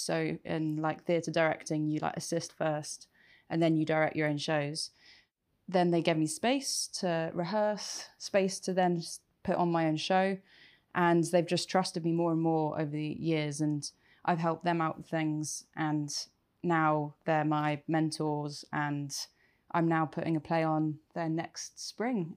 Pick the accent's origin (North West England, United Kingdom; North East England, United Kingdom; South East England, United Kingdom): South East England, United Kingdom; Reading; moved away as an adult; also born or lived in London; I grew up in Reading and wanted to work in theatre from a very young age.